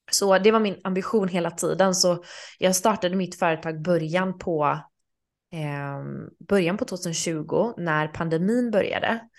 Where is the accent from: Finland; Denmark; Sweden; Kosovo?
Sweden; även när jag var hemma i Sverige i sommar så hyrde jag en lägenhet